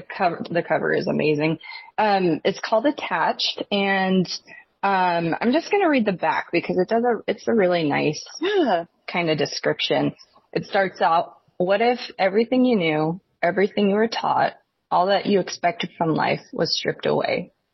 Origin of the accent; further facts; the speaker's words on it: Washington, United States; And so, I grew up in Northern Washington, right on the border of Idaho.